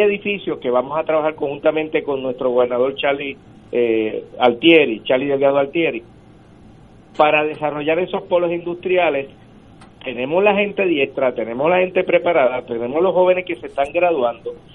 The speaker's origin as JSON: {"language": "Spanish", "town": "Ponce", "country": "Puerto Rico", "tie": "born or raised there", "said": "somos natural de Ponce, eh, venimos de abajo, de la pobreza, criado un caserío"}